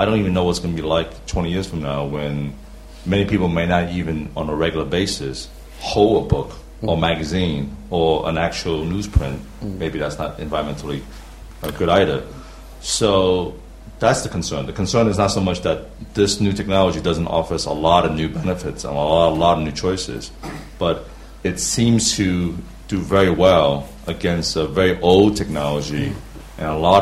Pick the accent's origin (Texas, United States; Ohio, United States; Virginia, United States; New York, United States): New York, United States; now in London, United Kingdom; I'm from New York, and now living in London.